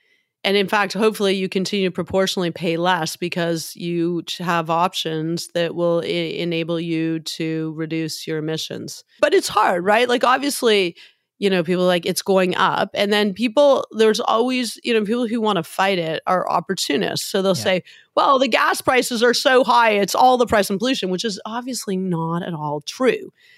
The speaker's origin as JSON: {"language": "English", "town": "Hamilton", "region": "Ontario", "country": "Canada", "said": "Now, I'm Irish. My dad is from Dublin, as are his five brothers. I'm from Hamilton. It's a hard scrabble steel town."}